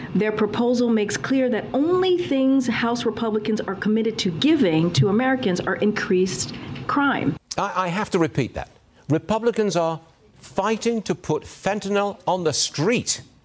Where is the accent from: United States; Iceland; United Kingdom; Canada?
United Kingdom; England; moved away; I was born and raised in England